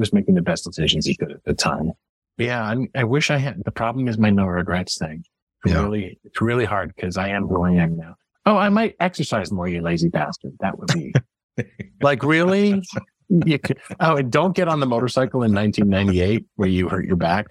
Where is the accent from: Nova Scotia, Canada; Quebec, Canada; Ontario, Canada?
Quebec, Canada; Montreal; moved away; also born or lived in Massachusetts; I was born in Montreal.